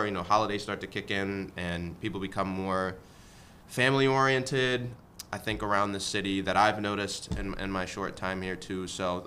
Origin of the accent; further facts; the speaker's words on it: Washington, District of Columbia, United States; now in Detroit, United States; born and raised in Washington, D.C.